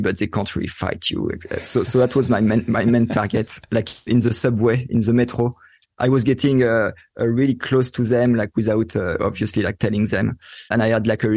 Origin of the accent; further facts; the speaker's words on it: Paris, Île-de-France, France; accent: French; English is a second language; moved away as an adult; also born or lived in Sydney, Australia; now in Florida, United States; growing up in Paris